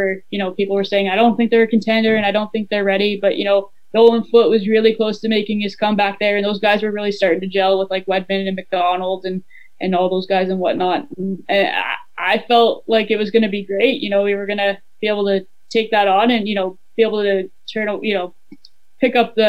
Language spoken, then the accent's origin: English; Edmonton, Alberta, Canada; moved away as an adult; also born or lived in Kansas; now in Kelowna, Canada; I grew up in Edmonton, and the Oilers were the big thing in town